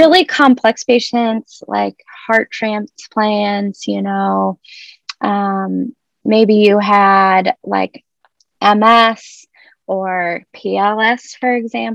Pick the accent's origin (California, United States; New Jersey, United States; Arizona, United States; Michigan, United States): Arizona, United States; moved away as an adult; also born or lived in Ohio / High Point, North Carolina; now in Rochester, United States; I grew up in Arizona